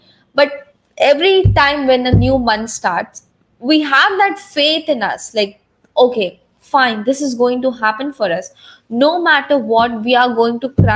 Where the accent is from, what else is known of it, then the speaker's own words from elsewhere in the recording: India; I was from India